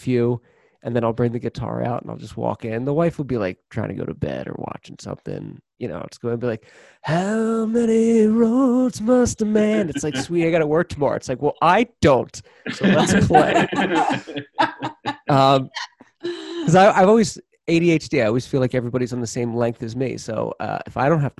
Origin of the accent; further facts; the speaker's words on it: Philadelphia, Pennsylvania, United States; I grew up in Philadelphia where cheesesteaks and soft pretzels are king there